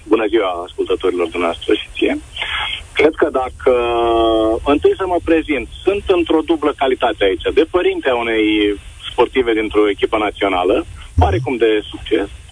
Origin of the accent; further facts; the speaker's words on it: Botoșani, Botoșani County, Romania; Botoșani. Sunt din Botoșani